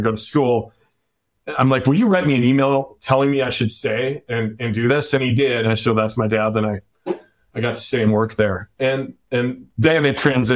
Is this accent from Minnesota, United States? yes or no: yes; Minnesota, United States; moved away as an adult; also born or lived in Aspen, Colorado; growing up in Minnesota